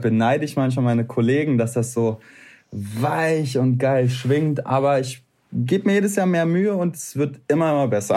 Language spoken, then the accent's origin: German; Berlin, Germany; Ich bin in Berlin geboren, Berlin Neukölln. Ich habe auch ein bisschen Neukölln in mir